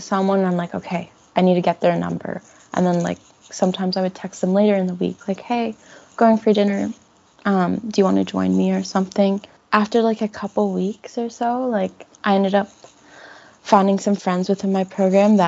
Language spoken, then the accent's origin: English; Burlington, Ontario, Canada; I'm from Burlington, so it's kind of like a suburb area.